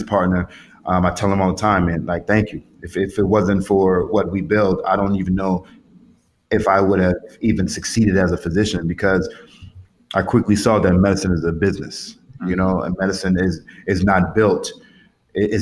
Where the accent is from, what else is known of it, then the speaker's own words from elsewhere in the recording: Atlanta, Georgia, United States; I grew up in Atlanta